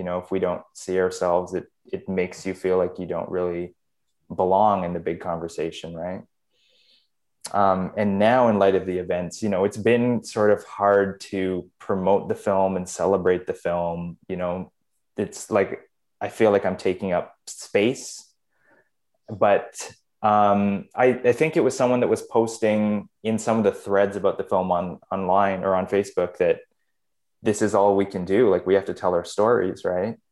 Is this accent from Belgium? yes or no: no; Canada; I was born in Canada